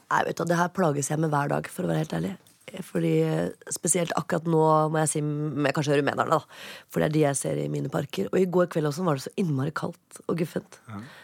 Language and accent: Norwegian; Oslo, Norway; jeg er fra Oppsal